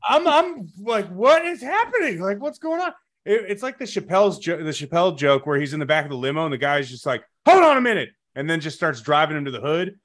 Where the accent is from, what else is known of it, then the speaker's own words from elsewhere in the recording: Chicago, Illinois, United States; now in Taylorsville, United States; I'm from the Chicago suburbs originally